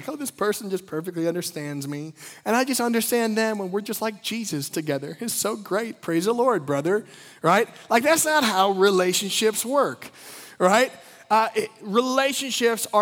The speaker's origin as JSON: {"language": "English", "region": "Midwest", "country": "United States", "tie": "born or raised there", "said": "I grew up in the Midwest"}